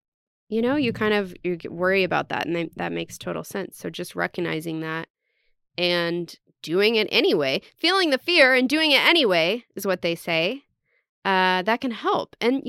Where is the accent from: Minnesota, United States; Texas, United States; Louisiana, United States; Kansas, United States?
Texas, United States; I just wanted to state that I am from Texas. Yes, we were a little bit hick.